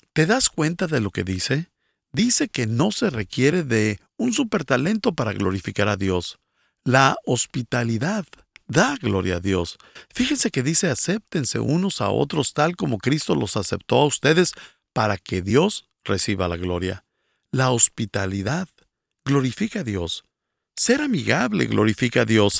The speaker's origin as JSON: {"language": "Spanish", "country": "Bolivia", "said": "soy de Bolivia"}